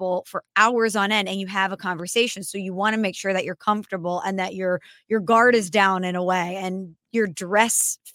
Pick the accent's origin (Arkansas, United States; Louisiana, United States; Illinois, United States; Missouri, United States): Missouri, United States; St. Louis; I'm from St. Louis